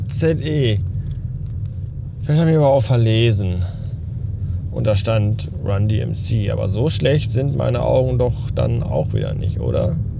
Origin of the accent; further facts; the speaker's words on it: Bavaria, Germany; weil ich halt aus Bayern komme